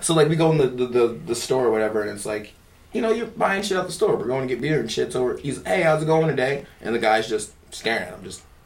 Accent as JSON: {"language": "English", "town": "Philadelphia", "region": "Pennsylvania", "country": "United States", "moved": "yes", "lives_now": "Jacksonville, United States", "said": "I'm from Philly"}